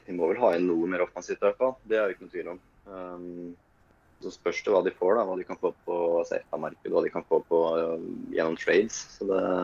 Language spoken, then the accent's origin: Norwegian; Sweden; jeg er svensk